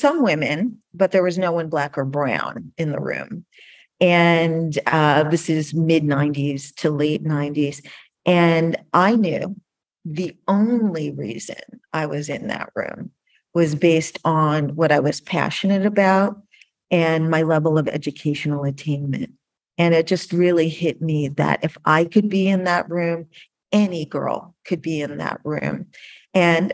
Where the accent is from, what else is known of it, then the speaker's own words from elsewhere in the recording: Connecticut, United States; I was living in Connecticut